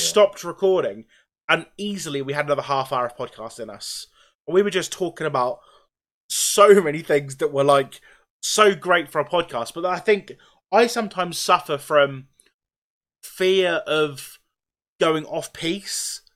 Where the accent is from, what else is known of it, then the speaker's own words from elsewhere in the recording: Norwich, East of England, United Kingdom; I'm from Norwich. I'm near Norwich